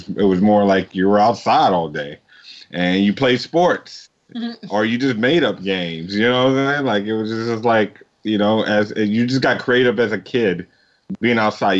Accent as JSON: {"language": "English", "town": "Texarkana", "region": "Texas", "country": "United States", "tie": "born or raised there", "also_born_or_lived": "San Jose, California / Oklahoma", "said": "She moved us down to Texarkana, which is East Texas, close to Louisiana, Arkansas. So I grew up as a country boy"}